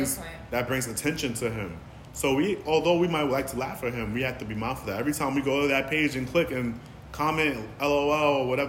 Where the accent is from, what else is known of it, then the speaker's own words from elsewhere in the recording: New York City, New York, United States; accent: New York; my accent sounds like being from New York